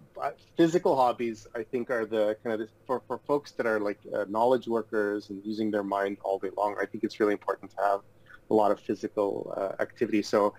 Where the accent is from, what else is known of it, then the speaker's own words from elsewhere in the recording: Toronto, Ontario, Canada; also born or lived in Odessa, Ukraine / Los Angeles, United States; Toronto is home for us. It's home for my family, and I grew up here in Toronto, and We recently moved back here from Los Angeles during COVID to be closer to our my parents and family